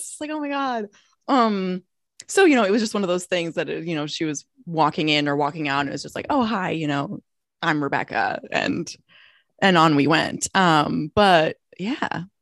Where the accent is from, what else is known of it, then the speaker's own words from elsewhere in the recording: Minnesota, United States; moved away as an adult; now in Los Angeles, United States; I'm from Minnesota originally